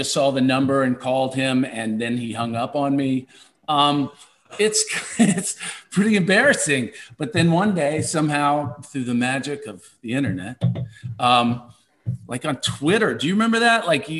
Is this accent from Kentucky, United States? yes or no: yes; Kentucky, United States; growing up in Kentucky